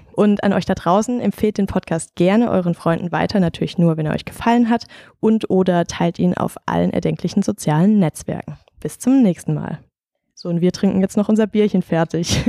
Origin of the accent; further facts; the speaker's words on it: Rastatt, Baden-Württemberg, Germany; ich komme aus Rastatt